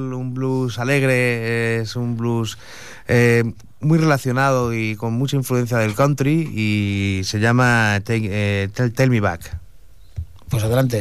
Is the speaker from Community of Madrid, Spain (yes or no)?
yes; Madrid, Community of Madrid, Spain; moved away; Yo soy de Usera.